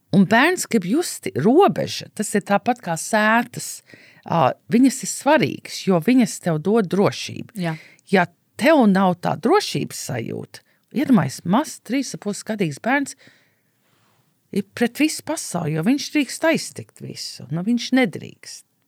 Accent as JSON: {"language": "Latvian", "country": "United States", "tie": "born or raised there", "moved": "yes", "said": "es uzaugu Amerikā"}